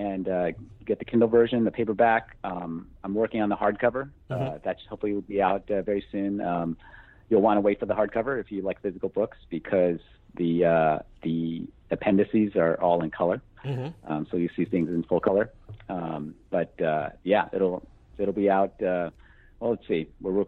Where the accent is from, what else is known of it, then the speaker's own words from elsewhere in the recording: Poughkeepsie, New York, United States; Both my parents worked for IBM. I'm from Poughkeepsie, New York.